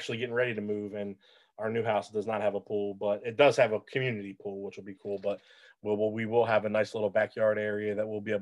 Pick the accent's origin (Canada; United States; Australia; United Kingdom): United States; Philadelphia, Pennsylvania; moved away as an adult; also born or lived in New Orleans, Louisiana / Blackwood, New Jersey; now in Florida, United States; I grew up on 10th and Wharton in South Philly, and, you know, then lived in South Jersey for a while, went to high school in Blackwood, New Jersey